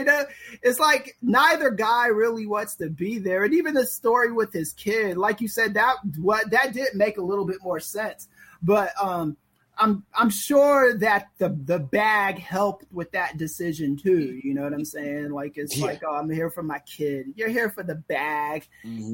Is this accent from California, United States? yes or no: yes; Los Angeles, California, United States; I'm from the streets. I'm from the mean streets of South Central Los Angeles